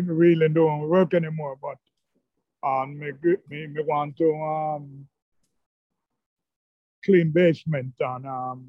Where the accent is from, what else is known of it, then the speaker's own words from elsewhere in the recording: Jamaica; moved away as an adult; Yeah, I'm from Jamaica.